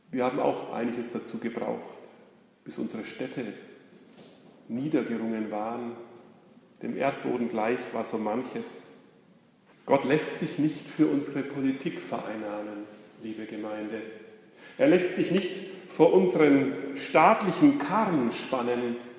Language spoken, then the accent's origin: German; Germany; wir als Deutsche